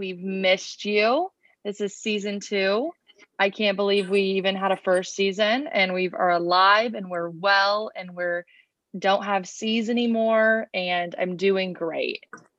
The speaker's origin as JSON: {"language": "English", "region": "Midwest", "country": "United States", "said": "us two from the Midwest"}